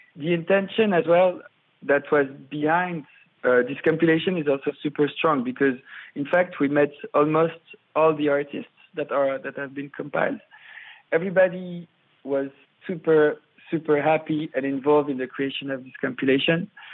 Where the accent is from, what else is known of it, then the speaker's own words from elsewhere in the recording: Paris, Île-de-France, France; I'm from Paris uh, at the beginning